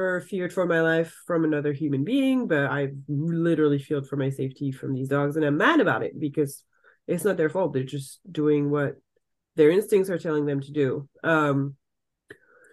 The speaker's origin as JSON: {"language": "English", "town": "Saint-Pierre-en-Faucigny", "region": "Auvergne-Rhône-Alpes", "country": "France", "tie": "born or raised there", "second_language": "English", "moved": "as an adult", "lives_now": "Seattle, United States", "said": "I grew up in the French Alps, so it's obviously gorgeous."}